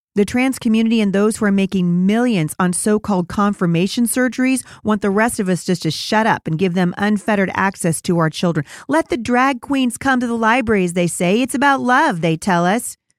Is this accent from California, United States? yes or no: no; Portland, Oregon, United States; my hometown, of Portland, Oregon.